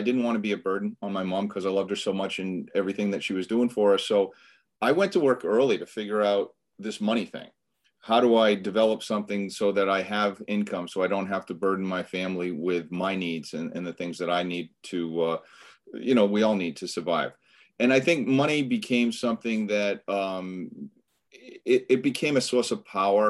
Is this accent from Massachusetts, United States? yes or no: yes; Boston, Massachusetts, United States; I grew up in the Boston area. So born and bred up here in Boston, Massachusetts area